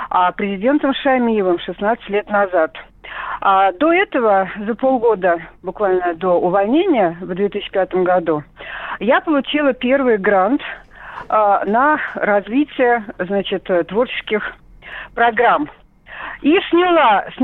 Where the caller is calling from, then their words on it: Kazan, Tatarstan, Russia; Добрый день, да … я из Казани.